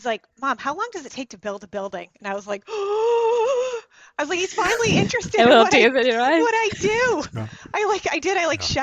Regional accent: rural Maine, United States; accent: rural Maine; moved away; also born or lived in Boston; The accent is actually rural Maine, not Boston.

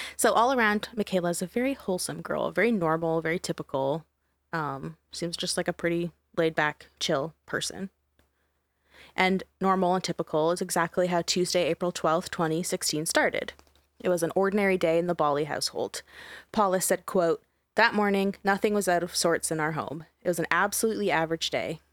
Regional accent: Canada; am Canadian

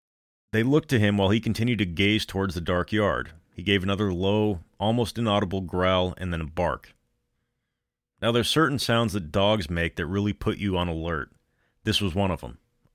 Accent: Denver, Colorado, United States; I've lived most of my life here in Colorado. I was born and raised in Denver. I took a hiatus when I went to college out of state, but I came back, and home is home.

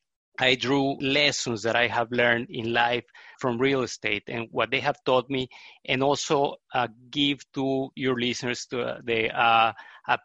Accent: Mexico; moved away as an adult; also born or lived in Netherlands / Texas, United States; now in Houston, United States; I was born in Mexico, and I lived in Mexico until 94, and then I came to the United States to get a graduate degree.

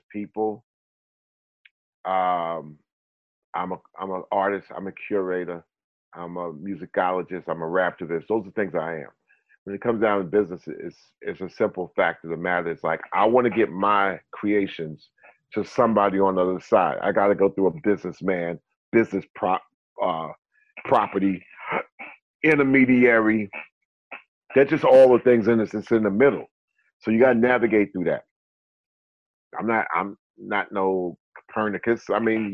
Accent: North Carolina, United States; I'm from North Carolina, but you know, I got my people like, you know, in Mali

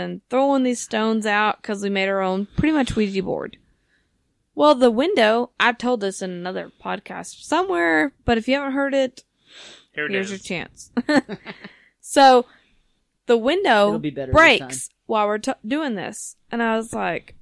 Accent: Sherman, Texas, United States; I'm from Sherman

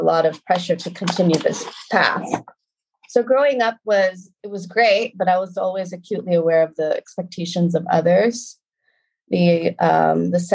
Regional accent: Concord, California, United States; moved away as an adult; also born or lived in New York; now in Lisbon, Portugal; I was raised in a suburb of San Francisco called Concord, California.

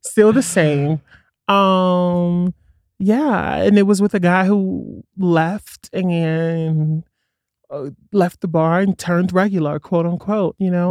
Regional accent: New York City, New York, United States; moved away as an adult; now in Colorado, United States; I grew up in Brooklyn before it was trendy

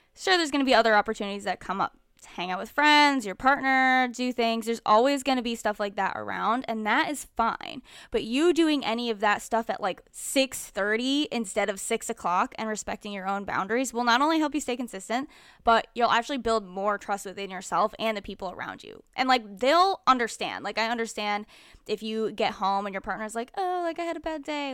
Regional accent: Connecticut, United States; moved away; Connecticut, which is my hometown

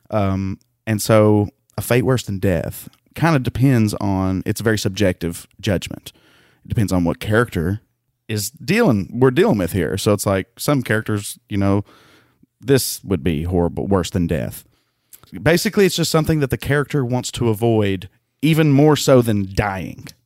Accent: the South, United States; I'm from the South.

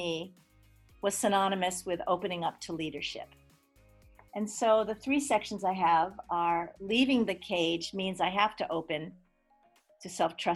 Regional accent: Hawaii, United States; also born or lived in New York; And so I grew up in Hawaii with a very eclectic background. I was actually born in New York

